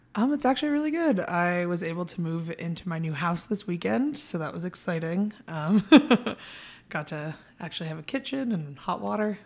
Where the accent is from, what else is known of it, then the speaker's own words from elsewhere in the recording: San Diego, California, United States; moved away as an adult; now in Prescott, United States; I'm from San Diego, so kind of like a really big city